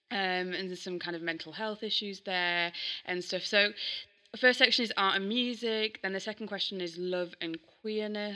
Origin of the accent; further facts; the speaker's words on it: Yorkshire and the Humber, United Kingdom; I'm from Yorkshire.